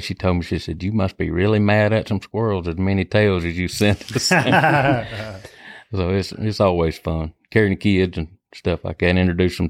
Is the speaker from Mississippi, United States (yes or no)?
yes; Stringer, Mississippi, United States; I grew up in South Jasper County, which is Stringer, Mississippi. Grew up hunting.